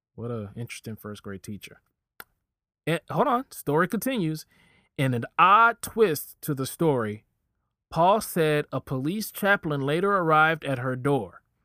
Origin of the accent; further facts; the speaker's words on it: Virginia, United States; I'm from Virginia.